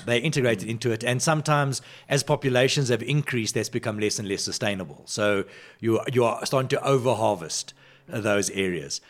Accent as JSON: {"language": "English", "town": "Johannesburg", "region": "Gauteng", "country": "South Africa", "tie": "born or raised there", "said": "I grew up on the West Rand of Johannesburg"}